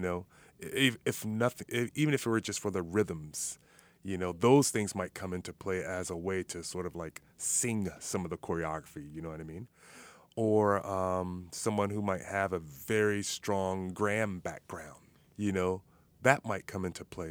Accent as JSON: {"language": "English", "town": "Miami", "region": "Florida", "country": "United States", "also_born_or_lived": "Minnesota", "moved": "yes", "said": "I'm originally from Miami, Florida"}